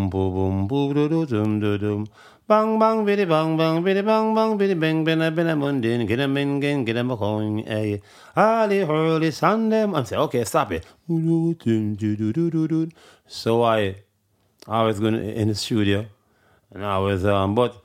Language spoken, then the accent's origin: English; Kingston, Jamaica; I'm from Trenchtown